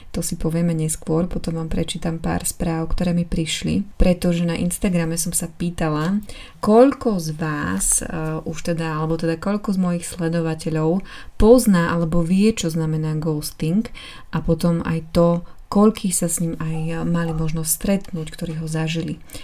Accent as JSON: {"language": "Slovak", "region": "eastern Slovakia", "country": "Slovakia", "moved": "yes", "said": "U nás na východe je zvyk e, zobrať košík, naplniť ho jedlom a ísť"}